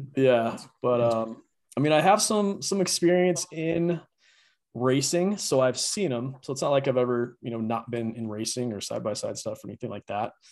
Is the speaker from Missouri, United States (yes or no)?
no; Grand Junction, Colorado, United States; I grew up in Grand Junction